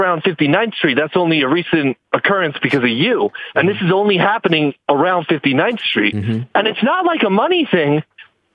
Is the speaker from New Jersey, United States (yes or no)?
yes; Fort Lee, New Jersey, United States; I'm from Fort Lee.